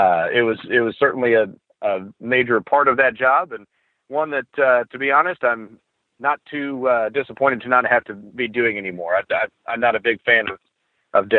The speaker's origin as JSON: {"language": "English", "region": "Oklahoma", "country": "United States", "tie": "born or raised there", "also_born_or_lived": "Broken Arrow, Oklahoma", "said": "I grew up in Oklahoma and I did these things growing up around the small towns in northern Oklahoma"}